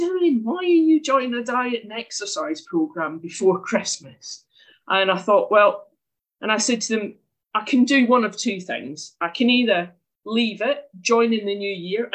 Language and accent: English; Scotland, United Kingdom; moved away as an adult; now in Herne Bay, United Kingdom; you can probably tell from the accent I'm not from there. I'm from Scotland originally